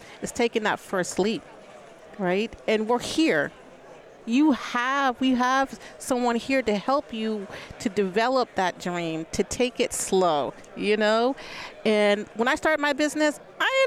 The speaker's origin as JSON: {"language": "English", "town": "Albany", "region": "New York", "country": "United States", "tie": "born or raised there", "also_born_or_lived": "Arizona", "moved": "as an adult", "said": "I'm actually born and raised in Albany, New York"}